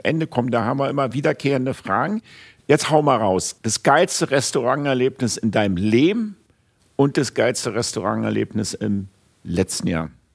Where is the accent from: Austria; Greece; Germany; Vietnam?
Germany; Berlin; ich bin Berliner